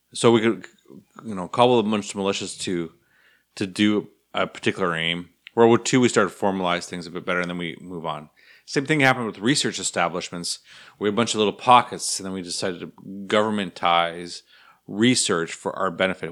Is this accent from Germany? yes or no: no; Canada; fellow Canadians